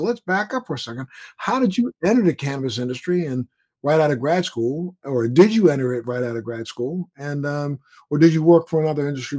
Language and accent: English; Maryland, United States; moved away; I'm from Maryland originally, and I have a lot of relatives and friends who live down in that area.